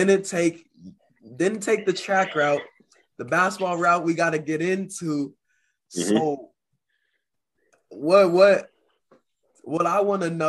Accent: Phoenix, Arizona, United States; moved away as an adult; now in Oregon, United States; I'm from Phoenix

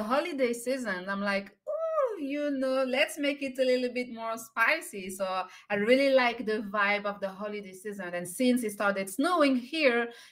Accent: by the Mediterranean Sea, southern France, France; English is a second language; moved away; I'm French and I'm from Southern France. I was born and raised by the Mediterranean Sea

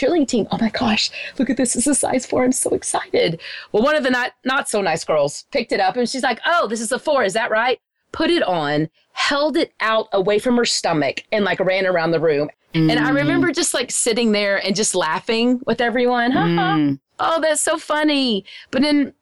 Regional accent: Wichita Falls, Texas, United States; where I grew up in Wichita Falls, it's a very small town

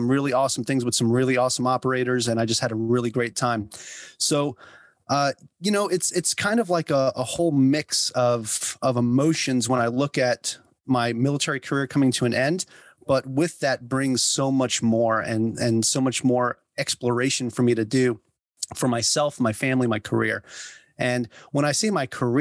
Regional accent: Long Island, New York, United States; moved away as an adult; also born or lived in Florida / Bronx, New York; moved out to Long Island, New York. And that's where I grew up and spent my entire childhood.

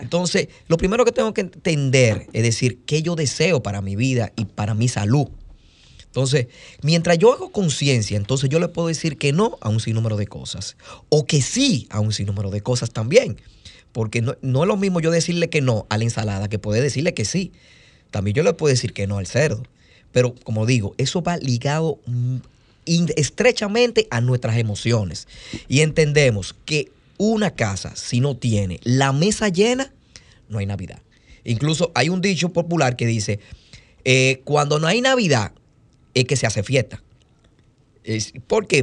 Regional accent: Dominican Republic; nosotros lo que hacemos los dominicanos es comer

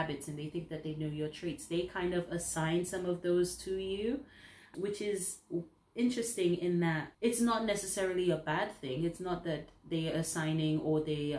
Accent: St. Lucia; now in United Kingdom; being somebody who is not from the UK, I'm from the Caribbean originally, St. Lucia

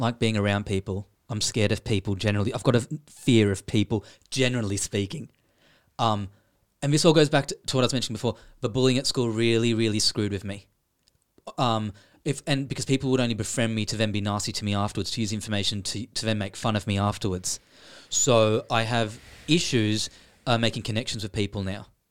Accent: Sydney, New South Wales, Australia; moved away as an adult; now in Ireland; I am from Sydney, Australia

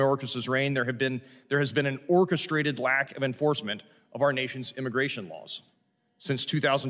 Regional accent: Missouri, United States; more than the population of my home state of Missouri.

